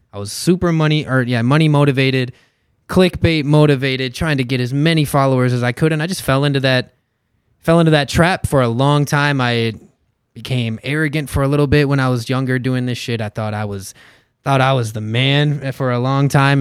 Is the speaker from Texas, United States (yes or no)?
no; Inver Grove Heights, Minnesota, United States; also born or lived in Mankato, Minnesota; I'm from Inver Grove Heights. Graduated at Simley.